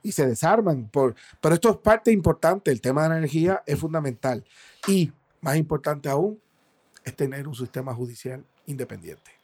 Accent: Puerto Rico

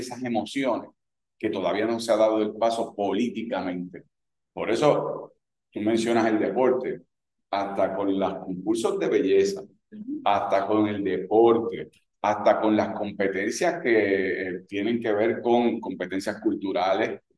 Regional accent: Puerto Rico; lo que soy como puertorriqueño

